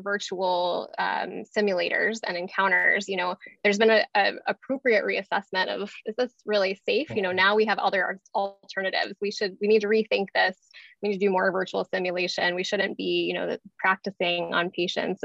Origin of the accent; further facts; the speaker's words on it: Atlanta, Georgia, United States; I grew up in Atlanta